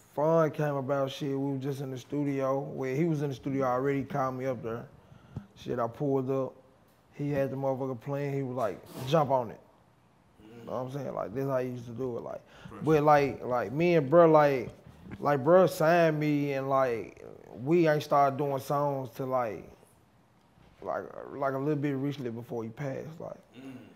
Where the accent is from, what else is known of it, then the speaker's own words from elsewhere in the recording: Memphis, Tennessee, United States; I'm from East Haiti, East Memphis